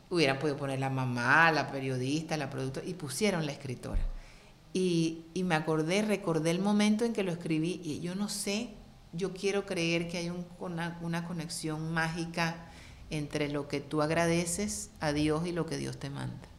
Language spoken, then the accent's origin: Spanish; Cartagena, Bolívar, Colombia; first language Spanish; now in United States